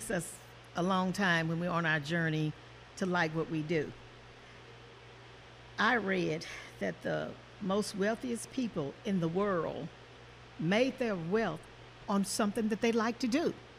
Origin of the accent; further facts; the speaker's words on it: Marshall, Texas, United States; moved away as an adult; now in Kansas City, United States; I'm from Marshall, Texas